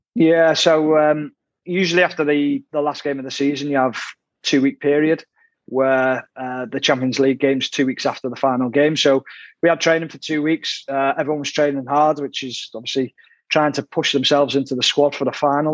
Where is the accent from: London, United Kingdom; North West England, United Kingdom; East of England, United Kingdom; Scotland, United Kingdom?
North West England, United Kingdom; Ormskirk; I'm from Ormskirk, which is actually Lancashire.